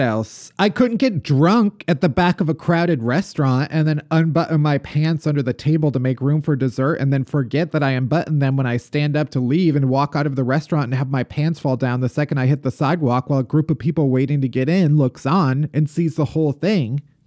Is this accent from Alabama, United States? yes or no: no; Oak Lawn / Alsip, Chicago Southwest suburbs, Illinois, United States; also born or lived in Evanston, Illinois; I'm from, uh, the Southwest suburbs